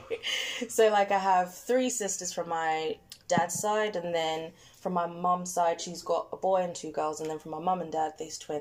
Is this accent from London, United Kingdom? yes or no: yes; London, United Kingdom; That's the other thing about growing up in London